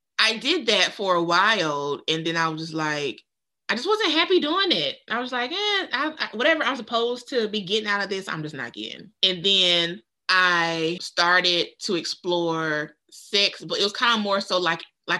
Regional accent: North Carolina, United States; I'm from the South. Mm-hmm. I'm from North Carolina

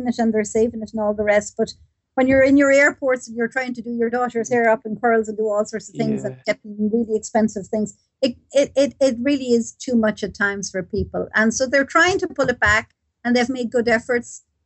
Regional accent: Mullingar, Leinster, Ireland; I come from Mullingar

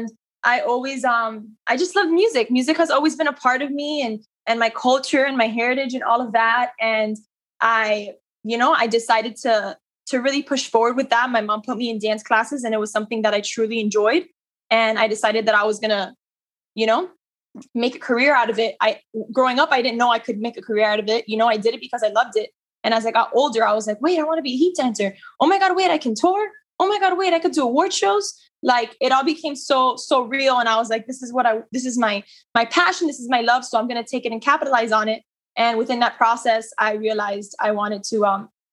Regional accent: Miami, Florida, United States; I'm born and raised in Miami. I am Cuban

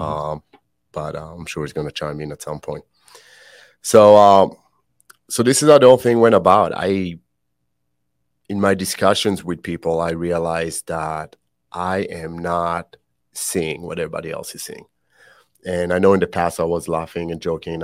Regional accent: Israel; also born or lived in Canada; now in United States; born and raised in Israel, um, I always joke that that's why I speak funny.

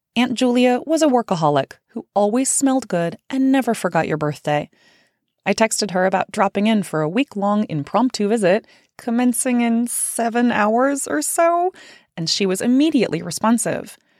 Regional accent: Central Valley of California, United States; I grew up in the Central Valley of California

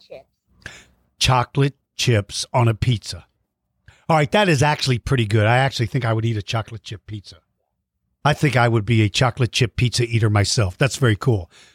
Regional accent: Washington, District of Columbia, United States; now in San Antonio, United States; I grew up in Washington, D.C., so I saw snow every winter when I was a kid. But then when we moved to Texas

